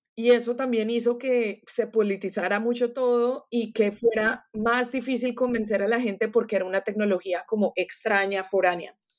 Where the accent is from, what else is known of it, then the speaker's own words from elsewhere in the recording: Colombia; first language Spanish; now in Florida, United States; en Colombia, de, donde yo soy